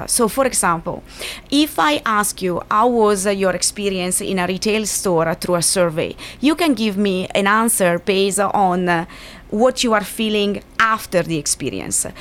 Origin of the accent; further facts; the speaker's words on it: Milan, Lombardy, Italy; moved away; I come from Milan